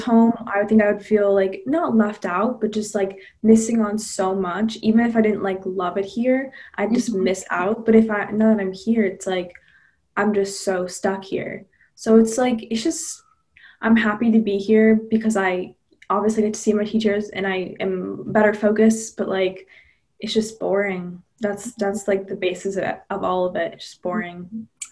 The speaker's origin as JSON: {"language": "English", "region": "Massachusetts", "country": "United States", "said": "I'm from Massachusetts."}